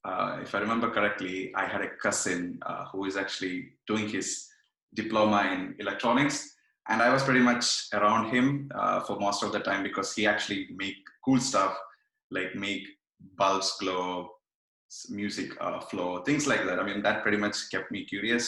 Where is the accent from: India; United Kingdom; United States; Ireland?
India; Kannur, Kerala; now in Montreal, Canada; I'm from Kerala. I'm from uh, Kannur uh, in Kerala. Uh, now I'm in Montreal